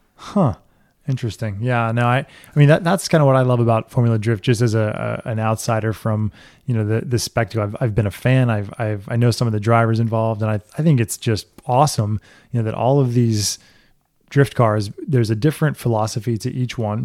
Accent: Florida Keys, United States; I grew up in the Keys

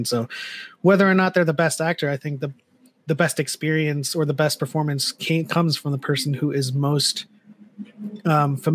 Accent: Philippines; if you're playing an Asian, um, namely Filipino, because I'm Filipino, if you're playing a, a Filipino, you better be damn well well versed in Filipino culture

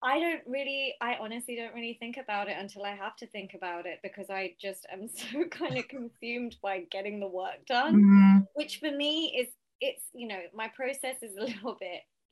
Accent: Southall, London, United Kingdom; I come from Southall and we are so community sort of minded

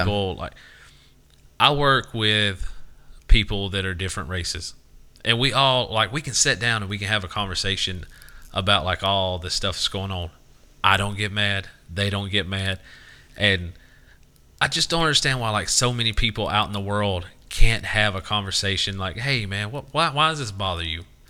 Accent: Southern United States, United States; a lot of Southerners think it's our idea

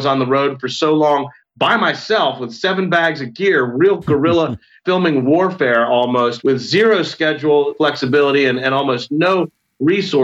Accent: Rockville, Maryland, United States; I grew up in Rockville, Maryland, outside of Washington, D.C.

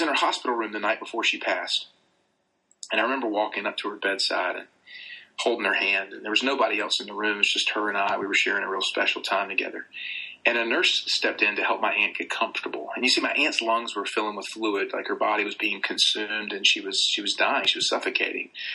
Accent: the South, Southern United States, United States; accent: Southern; my like Southern accent

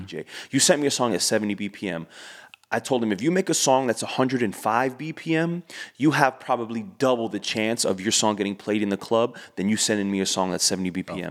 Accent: Miami, Florida, United States; we're from Miami

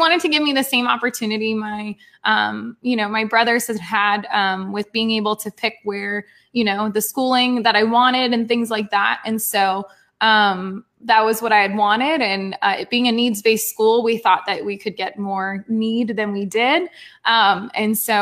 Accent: Port St. Lucie, Florida, United States; moved away as an adult; also born or lived in Fort Myers; from my hometown to somewhere new

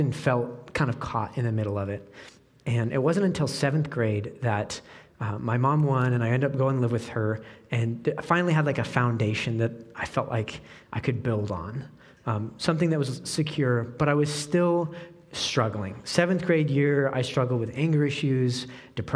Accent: Oregon, United States; moved away as an adult; now in Peoria, United States; I grew up in Oregon

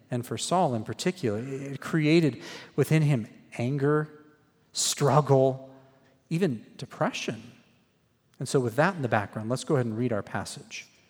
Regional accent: Phoenix, Arizona, United States; moved away as an adult; also born or lived in Waco, Texas; I grew up in Phoenix, Arizona.

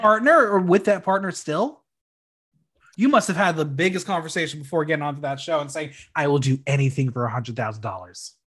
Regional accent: New York City, New York, United States; us New Yorkers

